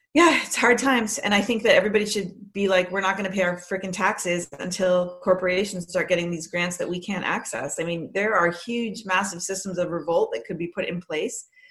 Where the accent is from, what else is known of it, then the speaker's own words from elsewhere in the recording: Andover, Massachusetts, United States; also born or lived in Canada; we moved here, and we lived in Andover, Massachusetts